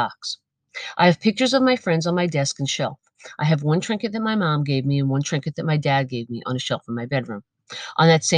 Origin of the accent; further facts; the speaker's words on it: United States; I am an American